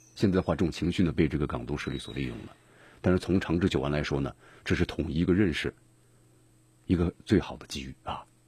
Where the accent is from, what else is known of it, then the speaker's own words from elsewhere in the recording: China; 咱们中华人民共和国建国七十周年了。